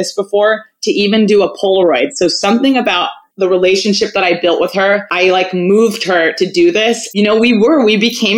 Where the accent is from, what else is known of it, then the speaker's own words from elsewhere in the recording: Malibu, California, United States; also born or lived in Los Angeles; I'm born and raised in LA. I grew up in Malibu